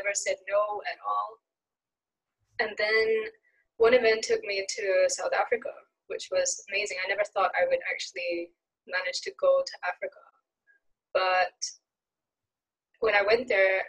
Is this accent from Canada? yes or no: no; Singapore; moved away as an adult; also born or lived in Sweden; growing up in Singapore